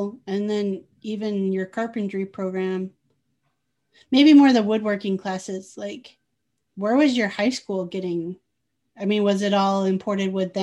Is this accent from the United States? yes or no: yes; Midwest, United States; moved away as an adult; also born or lived in California; I'm in the Midwest now and grew up in the Midwest